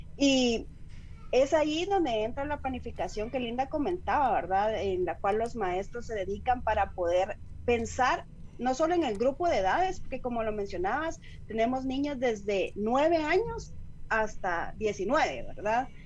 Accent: Guatemala

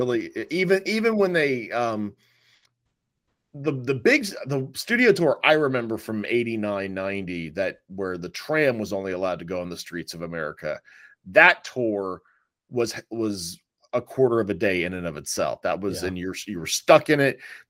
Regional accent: Altamonte Springs, Florida, United States; Hey, my hometown.

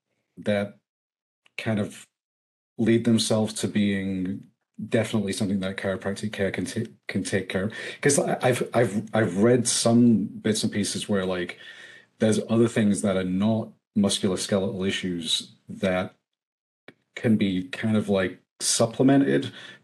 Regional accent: England, United Kingdom; now in United States; I came from England. I'm still trying to figure some of this stuff out.

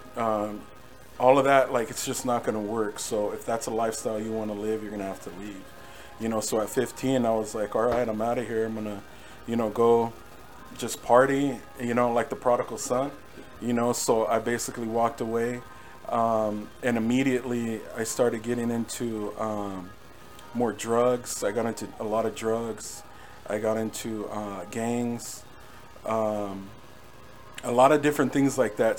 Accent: Norwalk, California, United States; also born or lived in Whittier, California; I grew up in, in, between cities. So Norwalk, I was in Norwalk for a while

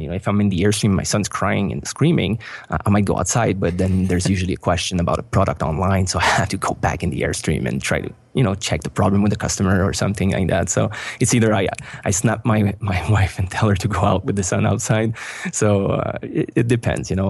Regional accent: Montreal, Quebec, Canada; moved away as an adult; we are originally from Montreal, but we moved out of Montreal a year ago

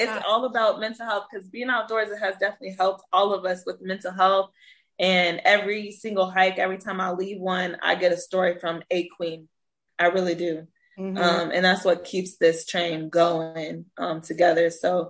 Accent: Iowa, United States; now in Texas, United States; I'm a girl from Iowa who's got a hike group, so here in Texas.

